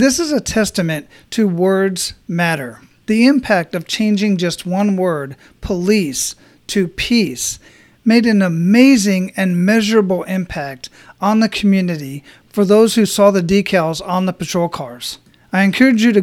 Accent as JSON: {"language": "English", "town": "Phoenix", "region": "Arizona", "country": "United States", "tie": "born or raised there", "also_born_or_lived": "Hawaii / Germany", "moved": "yes", "lives_now": "Florida, United States", "said": "I grew up in Phoenix"}